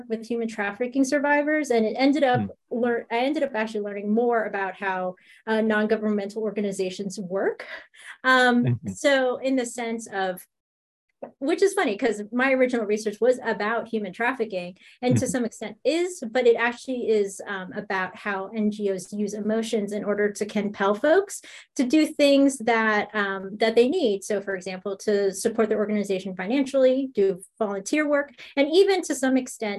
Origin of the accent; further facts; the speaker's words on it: United States; I'm Filipino American. I was born in the States, but my parents, my grandparents, Filipino.